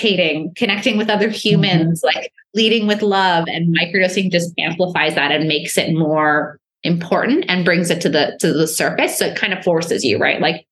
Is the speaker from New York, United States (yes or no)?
yes; New York, United States; I'm a New Yorker.